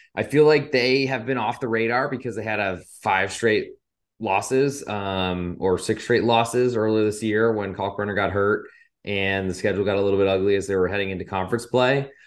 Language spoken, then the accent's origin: English; Providence, Rhode Island, United States; I am from Providence